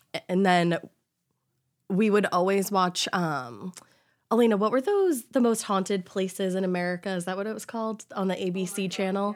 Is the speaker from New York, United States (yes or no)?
no; Boston, Massachusetts, United States; also born or lived in Honolulu, Hawaii; I grew up in Boston